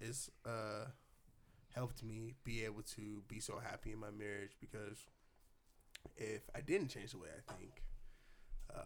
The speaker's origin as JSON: {"language": "English", "town": "Portland", "region": "Oregon", "country": "United States", "said": "we as Portlanders"}